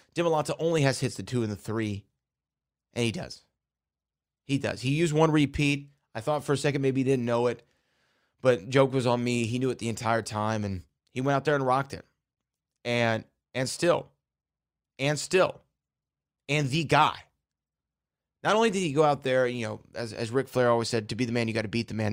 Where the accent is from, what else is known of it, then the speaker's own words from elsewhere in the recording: the South, United States; I am from the South. I might say things differently